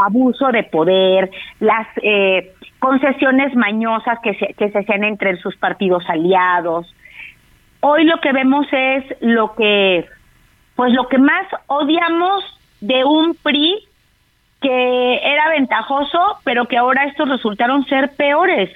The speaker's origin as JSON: {"language": "Spanish", "country": "Mexico", "said": "Somos los mexicanos y mexicanas"}